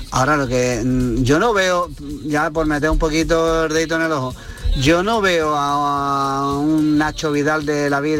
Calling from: Granada, Andalusia, Spain; Hola, buenas tardes. Soy … de Granada.

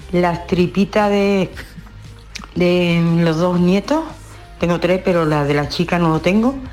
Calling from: Seville, Andalusia, Spain; de Sevilla.

